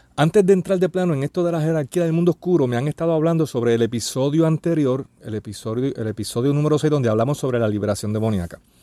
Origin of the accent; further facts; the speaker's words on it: Puerto Rico; en mi país, aquí en Puerto Rico